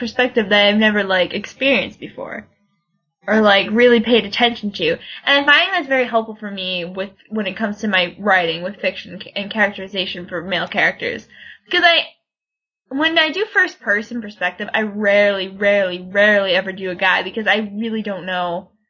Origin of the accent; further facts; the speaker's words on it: Massachusetts, United States; she's my home state. Okay, Massachusetts